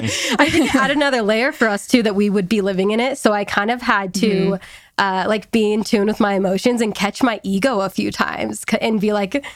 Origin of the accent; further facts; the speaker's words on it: California, United States; It's just not what I am used to growing up in California.